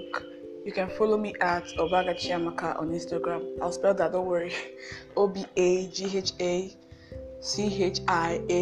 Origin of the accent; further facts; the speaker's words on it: Anambra, Nigeria; I'm from Anambra State